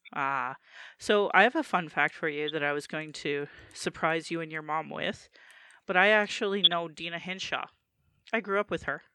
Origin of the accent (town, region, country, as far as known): Calgary, Alberta, Canada; born or raised there